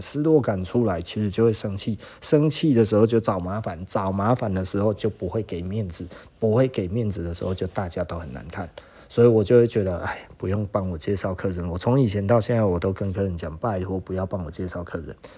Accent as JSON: {"language": "Chinese", "country": "Taiwan", "said": "我们台湾人自己的眼光"}